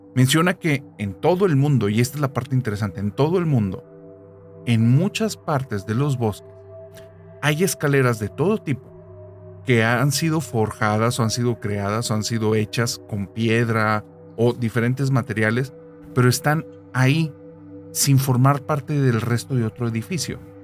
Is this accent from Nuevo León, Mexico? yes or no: yes; Monterrey, Nuevo León, Mexico; yo soy de Monterrey